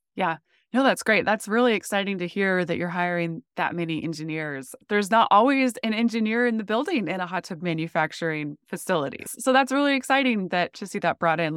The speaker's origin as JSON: {"language": "English", "region": "North Dakota", "country": "United States", "tie": "born or raised there", "also_born_or_lived": "Phoenix", "moved": "as an adult", "said": "I grew up in North Dakota"}